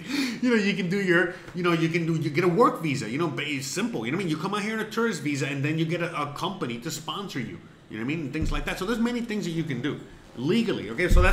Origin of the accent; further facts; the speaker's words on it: Miami, Florida, United States; moved away as an adult; now in Mérida, Mexico; Yes, I'm from Miami. Originally from Miami-Dade County, 305.